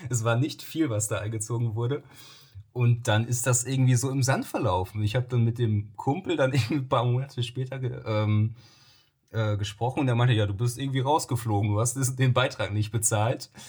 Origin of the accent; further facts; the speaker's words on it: Soest, North Rhine-Westphalia, Germany; also ich bin im, in Soos groß geworden und hatte dann den Freundeskreis dementsprechend im Westen des Kreises so eher angesiedelt